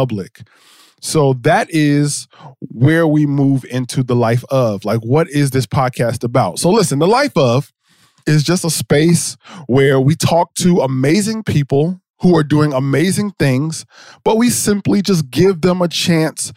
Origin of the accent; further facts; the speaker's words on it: New Jersey, United States; I'm from Jersey